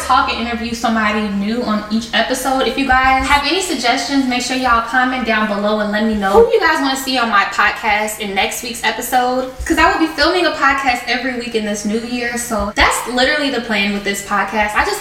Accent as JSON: {"language": "English", "town": "Chicago", "region": "Illinois", "country": "United States", "said": "I'm originally from Chicago, Illinois"}